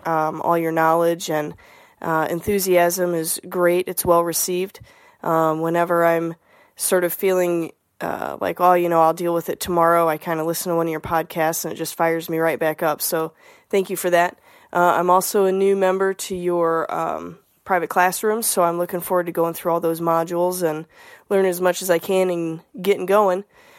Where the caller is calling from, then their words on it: Toledo, Ohio, United States; Hi, Scott. … I'm from Toledo, Ohio.